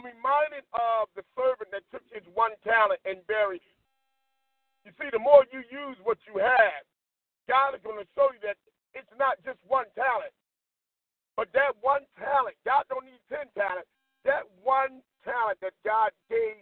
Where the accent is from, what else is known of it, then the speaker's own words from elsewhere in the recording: Philadelphia, Pennsylvania, United States; growing up in West Philly